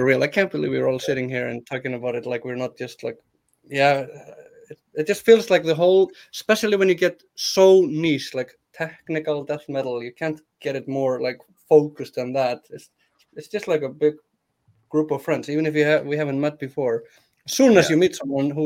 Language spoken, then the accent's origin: English; Iceland